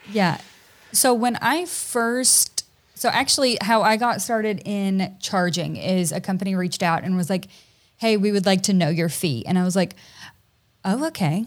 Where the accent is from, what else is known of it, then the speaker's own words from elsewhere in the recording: Tennessee, United States; also born or lived in Hawaii; now in Georgia, United States; my husband and I are both from Tennessee originally